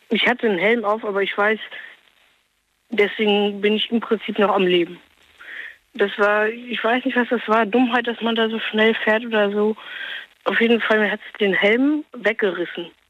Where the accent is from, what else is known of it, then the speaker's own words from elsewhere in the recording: Norway; Und zwar, weiß bin ich 16 und ich bin Norweger.